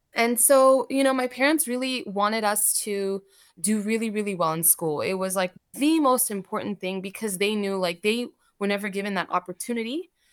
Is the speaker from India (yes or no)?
no; United States; English is a second language; also born or lived in Saudi Arabia; we were able to move here. when I was four, my brother was six, and so when we moved here, I did not speak English